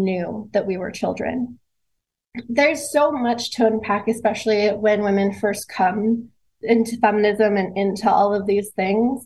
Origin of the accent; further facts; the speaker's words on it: Southern California, United States; I grew up in Southern California